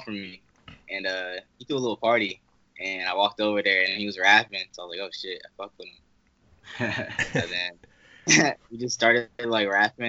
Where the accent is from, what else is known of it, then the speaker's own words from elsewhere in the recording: Germany; now in Columbus, United States; No, I'm actually from Germany.